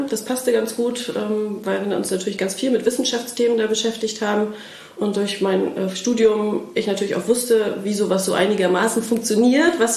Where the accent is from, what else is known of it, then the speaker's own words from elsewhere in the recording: Mecklenburg-Vorpommern, Germany; sind äh, zwischenzeitlich dann wieder nach Schwerin zurückgezogen, weil Familiengründung anstand und ich bin Mecklenburgerin